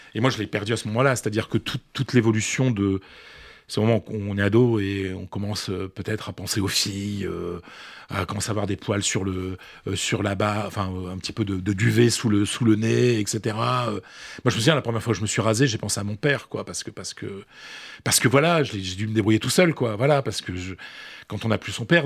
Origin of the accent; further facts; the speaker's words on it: the Nord, Hauts-de-France, France; accent: Ch'ti; je n'ai pas l'accent ch'ti